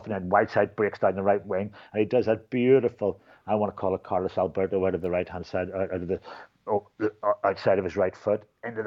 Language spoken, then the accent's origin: English; Belfast, Northern Ireland, United Kingdom; I was East Belfast, Hollywood way